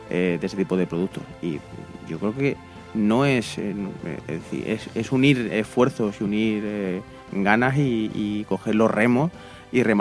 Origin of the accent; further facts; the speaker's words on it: Extremadura, Spain; moved away as an adult; also born or lived in Madrid / Granada; yo me fui de aquí hace 10 eh, años por, por tema de trabajo y yo soy medio extremeño, medio granaino, aunque nací en Madrid.